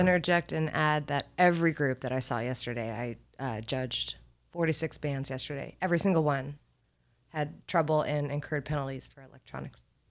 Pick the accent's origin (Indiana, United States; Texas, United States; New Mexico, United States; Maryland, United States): Indiana, United States; Carmel; moved away as an adult; also born or lived in Nashville, Tennessee; I'm a Midwest kid. I grew up in Carmel, Indiana